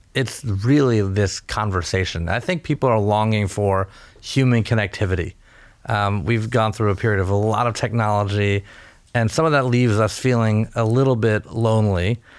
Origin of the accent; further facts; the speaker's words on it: California, United States; I was born in California, a first generation American.